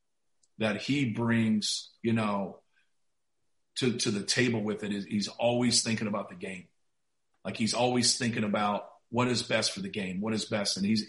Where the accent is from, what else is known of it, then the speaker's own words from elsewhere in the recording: Muncie, Indiana, United States; I grew up in Muncie where Ball State was.